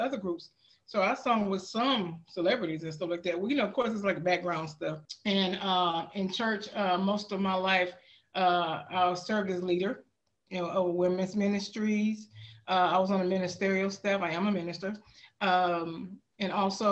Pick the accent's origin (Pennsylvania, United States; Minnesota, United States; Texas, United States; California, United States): Texas, United States; Houston; moved away; I'm born and raised in Houston, Texas